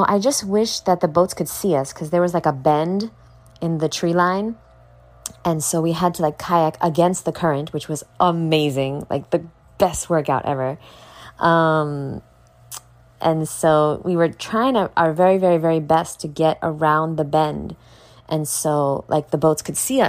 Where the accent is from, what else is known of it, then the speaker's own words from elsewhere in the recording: New York, United States; moved away as an adult; now in Florida, United States; I finally moved and I moved out of the state and I moved away. I moved far away from New York moved to Florida